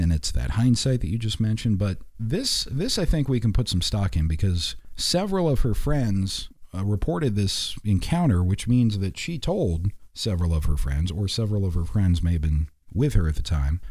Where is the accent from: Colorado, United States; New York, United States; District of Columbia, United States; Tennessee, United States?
Colorado, United States; Black Hawk; moved away; I grew up in Blackhawk and nearby, if you're familiar with the area, Idaho Springs